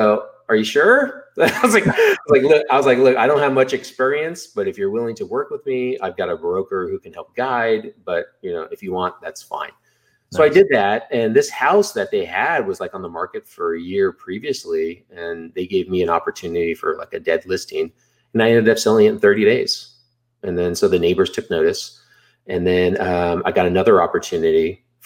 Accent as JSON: {"language": "English", "town": "San Jose", "region": "California", "country": "United States", "tie": "born or raised there", "moved": "as an adult", "lives_now": "Austin, United States", "said": "I'm actually from the Bay Area, born and raised in San Jose, California, to an immigrant mother"}